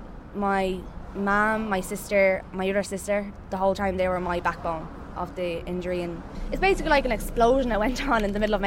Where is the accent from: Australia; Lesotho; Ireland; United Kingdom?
Ireland; Dublin, Leinster; I'm from Dublin